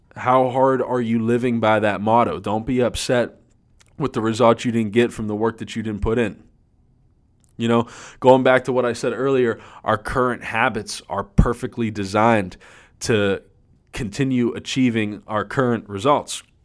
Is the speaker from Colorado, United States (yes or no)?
no; Erie, Pennsylvania, United States; I'm from Erie, Pennsylvania, and it is the land of freaking snow up here